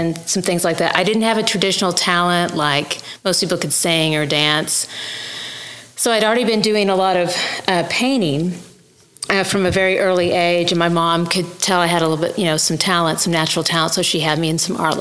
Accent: Midland, Texas, United States; moved away as an adult; also born or lived in Huntington Beach, California / Dallas, Texas; now in Guthrie, United States; raised in the West Texas area, went to Texas Tech University, and then spent some time in the Dallas area for a while

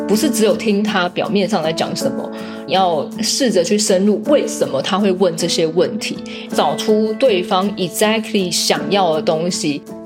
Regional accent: Taiwan; now in Germany; 一群台湾人坐在一起，我们很naturally就会想要讲中文

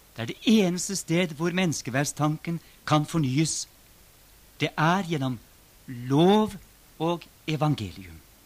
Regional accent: Norway; Det som har skjedd i våre sammenhenger, hjemme i Norge, som er blitt en del av min egen livshistorie

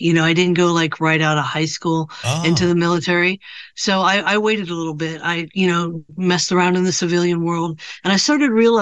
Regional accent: California, United States; also born or lived in Ohio / Washington / Idaho; now in Southern California, United States; I was born in Ohio, but when I was about, 8 or 9 years old, somewhere in there, my mother moved to California

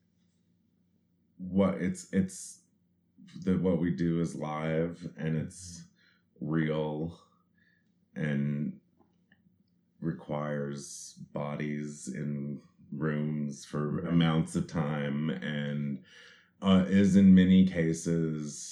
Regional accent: southeastern Kentucky, United States; moved away; also born or lived in New York; I grew up in southeastern Kentucky, which is down in the Cumberland Gap area

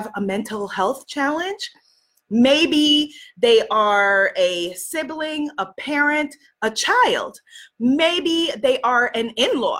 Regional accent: New York, United States; I grew up in New York

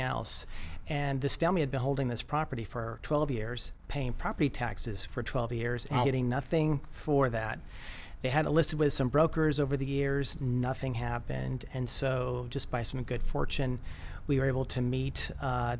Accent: Chula Vista, California, United States; also born or lived in New York State; Grew up in Chula Vista, went to school, Chula Vista High School

